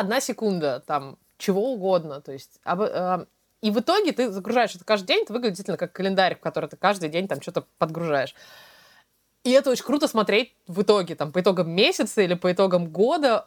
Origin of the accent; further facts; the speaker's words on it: Russia; now in London, United Kingdom; мы из России